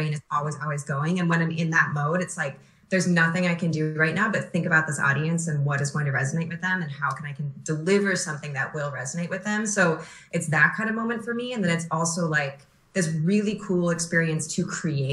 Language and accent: English; Minnesota, United States; I'm from Minnesota